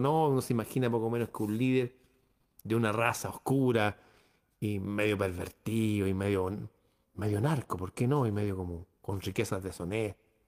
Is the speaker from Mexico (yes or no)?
no; Chile